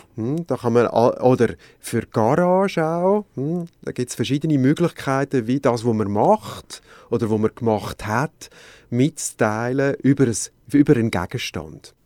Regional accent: Switzerland; bei uns in der Schweiz

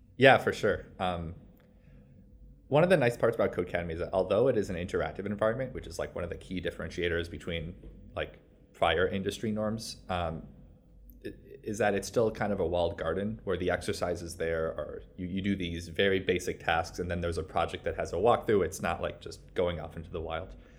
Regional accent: New York, United States; I'm from New York

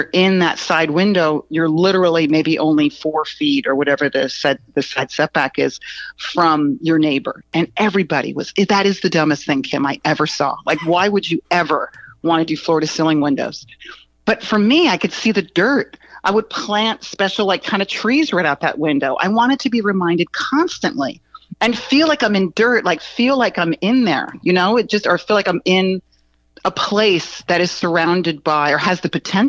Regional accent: East Coast, United States; now in Los Angeles, United States; I came from the East Coast, and when I first moved to Los Angeles, I instantly somehow got attracted to Venice

